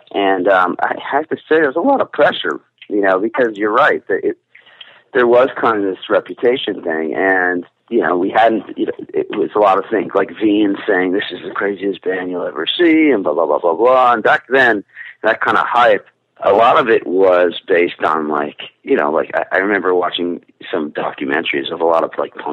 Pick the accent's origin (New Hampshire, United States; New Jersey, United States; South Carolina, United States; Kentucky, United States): New Jersey, United States; Marsh Plains; I just never left. I mean, and Mar- you know, Morris Plains, New Jersey, a small little town, you know, in North Jersey. We're about 45 minutes to an hour from Manhattan.